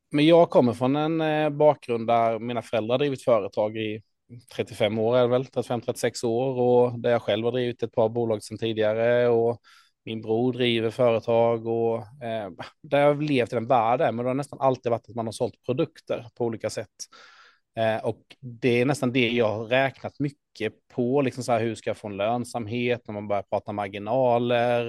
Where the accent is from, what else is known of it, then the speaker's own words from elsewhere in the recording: Ljungby, Kronoberg County, Sweden; i Ljungby, min hemstad